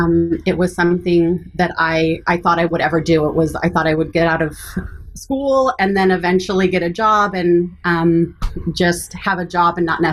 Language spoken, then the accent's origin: English; Lincoln, Nebraska, United States; also born or lived in Eugene, Oregon / Ohio / California / Seattle; So I was born in Eugene, Oregon, and then moved to Lincoln, Nebraska when I was pretty young. Made a couple of stops along the way. I lived in Ohio, California, and Los Angeles.